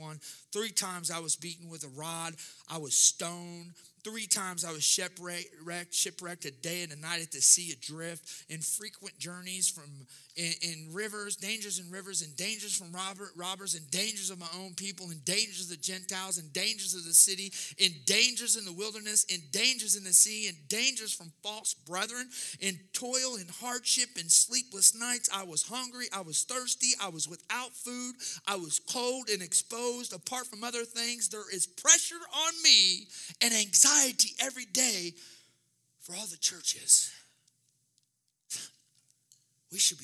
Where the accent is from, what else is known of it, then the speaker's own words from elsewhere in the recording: Jefferson City, Missouri, United States; I'm from Jeff City